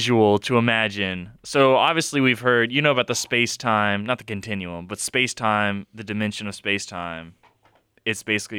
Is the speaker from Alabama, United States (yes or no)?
yes; Mobile, Alabama, United States; All right, so have either y'all been to the Explorium, since we're all from Mobile here?